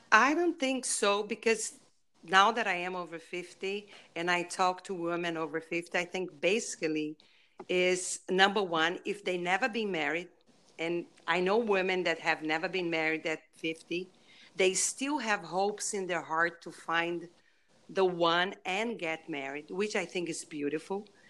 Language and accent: English; Brazil; English is a second language; moved away; my accent, I am from Brazil